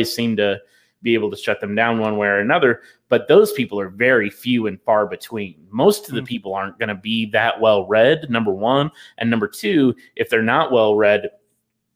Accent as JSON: {"language": "English", "region": "the South", "country": "United States", "said": "I'm a Southerner"}